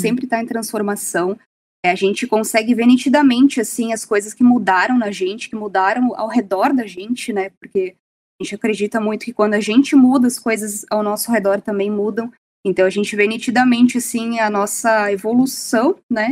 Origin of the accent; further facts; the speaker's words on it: Serra Gaúcha, Rio Grande do Sul, Brazil; Eu sou da Serra Gaúcha, eu sempre tive essa conexão com a Serra